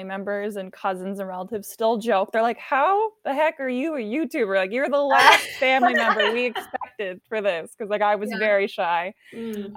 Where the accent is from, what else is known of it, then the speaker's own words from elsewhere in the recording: California, United States; also born or lived in Paris, France / San Diego; From there, I moved to California